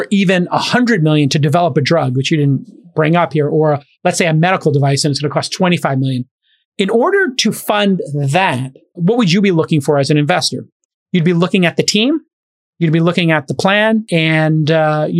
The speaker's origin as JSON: {"language": "English", "town": "Brooklyn", "region": "New York", "country": "United States", "tie": "born or raised there", "said": "My hometown, Brooklyn"}